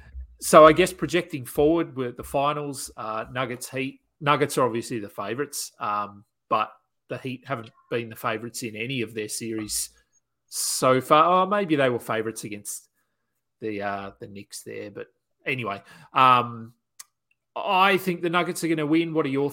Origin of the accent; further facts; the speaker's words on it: Australia; And being Australian, Ben Simmons is sort of in the news a little bit over here